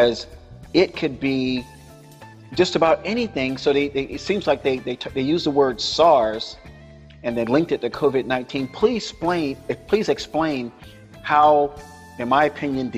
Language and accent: English; Florida, United States; Florida is my home state